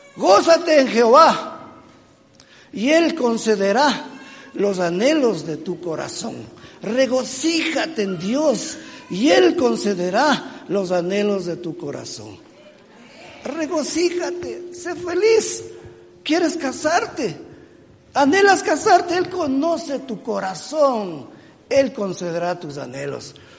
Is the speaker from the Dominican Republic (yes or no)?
no; Ecuador; Yo soy ecuatoriano, yo soy latinoamericano